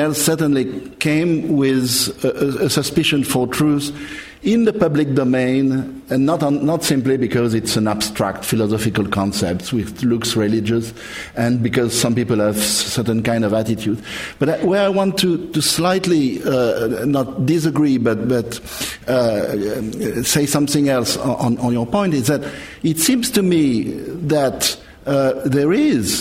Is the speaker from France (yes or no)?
yes; France; I'm coming from the French background